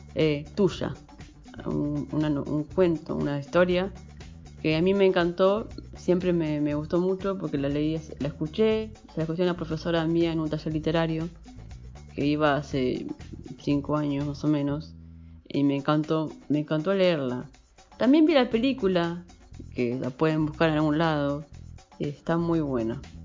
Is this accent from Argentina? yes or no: yes; Castelar, Buenos Aires Province, Argentina; Soy de Buenos Aires, Argentina, la zona oeste, Castelar